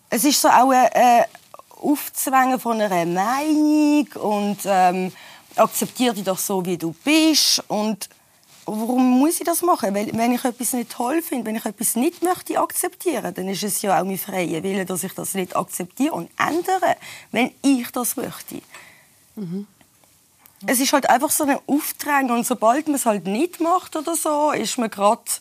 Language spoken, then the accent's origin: German; Switzerland; ich bin ja hier in der Schweiz geboren und aufgewachsen